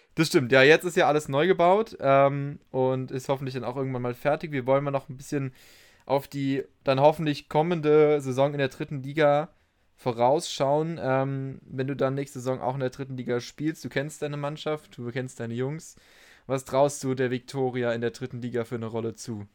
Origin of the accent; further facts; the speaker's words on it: Darmstadt, Hesse, Germany; Bei uns in Darmstadt war es auch damals so